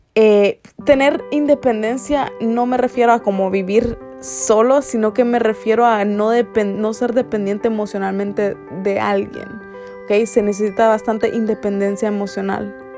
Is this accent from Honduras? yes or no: yes; Honduras; nosotros los hondureños